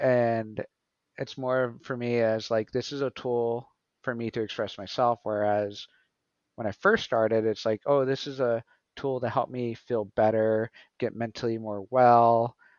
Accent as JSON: {"language": "English", "town": "Portales", "region": "New Mexico", "country": "United States", "tie": "born or raised there", "said": "I'm originally from New Mexico, the Southwest. I was born in Portales, New Mexico. It's a small town."}